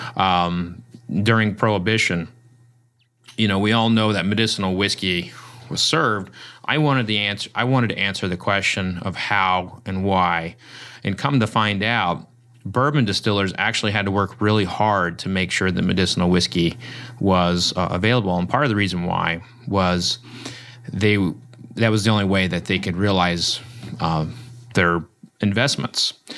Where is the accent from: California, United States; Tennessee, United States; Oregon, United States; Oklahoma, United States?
Oklahoma, United States; I grew up in Oklahoma and I showed pigs